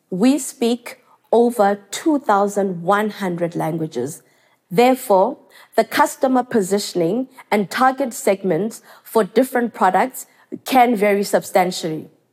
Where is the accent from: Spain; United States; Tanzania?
Tanzania; growing up in South Africa, Tanzania to be specific